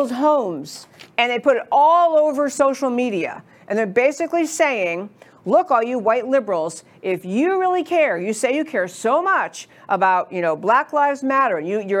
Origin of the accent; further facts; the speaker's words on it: New York, United States; now in Dallas, United States; I grew up in New York.